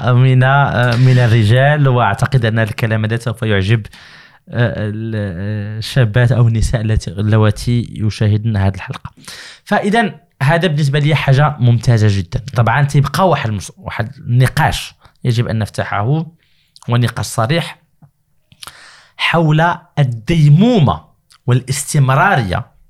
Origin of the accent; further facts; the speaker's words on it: Morocco; عندنا في المغرب